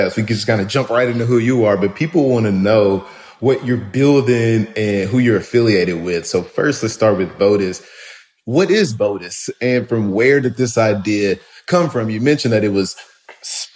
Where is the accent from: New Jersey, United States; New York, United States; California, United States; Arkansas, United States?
Arkansas, United States; North Little Rock; I'm from North Little Rock.